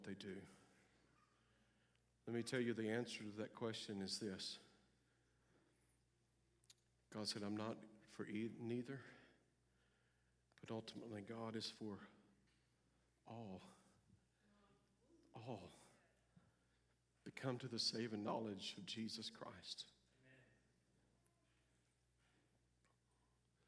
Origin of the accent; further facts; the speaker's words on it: United States; I'm an American